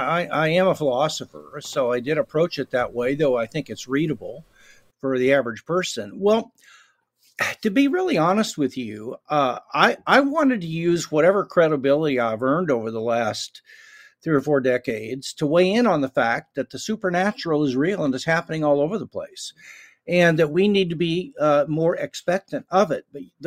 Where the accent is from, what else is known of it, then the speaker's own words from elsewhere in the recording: Kansas City, Missouri, United States; born there; Well, I was born in Kansas City, Missouri, went to a liberal Methodist church, but nobody knew it was.